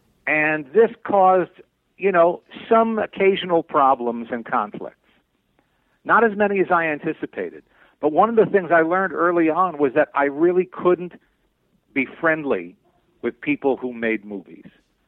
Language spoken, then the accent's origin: English; Teaneck, New Jersey, United States; moved away as an adult; also born or lived in Manhattan, New York; now in Los Angeles, United States; I grew up in the New York area. I was born in Manhattan. I grew up in Teaneck, New Jersey. Spent most of my adolescence, you know, in and around New York